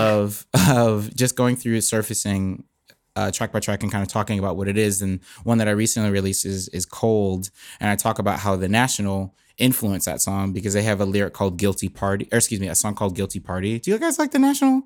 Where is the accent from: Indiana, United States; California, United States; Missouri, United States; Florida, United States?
Florida, United States; Bradenton; moved away as an adult; now in Nashville, United States; I was born in, uh, Bradenton, Florida